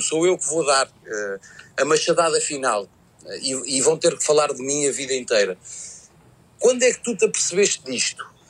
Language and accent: Portuguese; Portugal; como, como, português